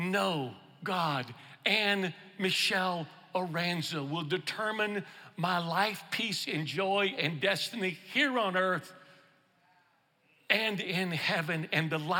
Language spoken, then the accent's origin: English; Houston, Texas, United States; now in Louisiana, United States; I'm originally from Texas, from Houston, but I live in Louisiana